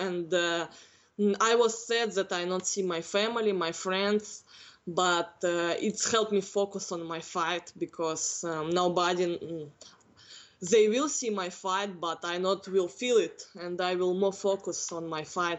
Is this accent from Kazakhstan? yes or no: yes; Northern Kazakhstan, Kazakhstan; English is a second language; now in United States; Because now here evening in my country getting morning.